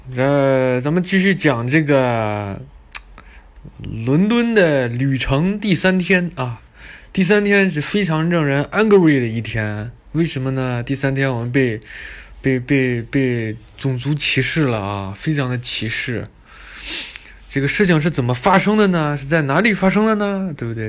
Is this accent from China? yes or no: yes; China; 你们这是中国的吧？”我们说：“对。”